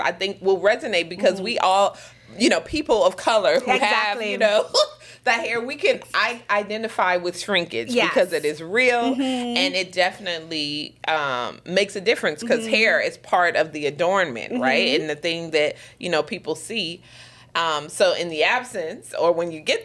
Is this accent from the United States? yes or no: yes; United States; now in Bermuda; I grew up in the States.